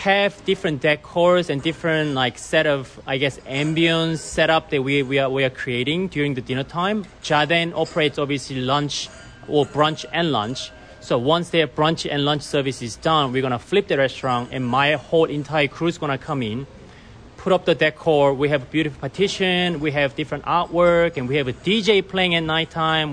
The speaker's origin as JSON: {"language": "English", "country": "Australia", "tie": "born or raised there", "also_born_or_lived": "Korea / Japan / Singapore / Hong Kong", "moved": "as an adult", "lives_now": "United States", "said": "I was born in Korea and I grew up in Australia"}